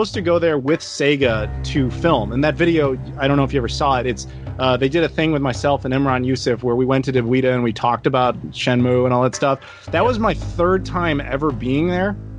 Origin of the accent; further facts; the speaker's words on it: United States; as an American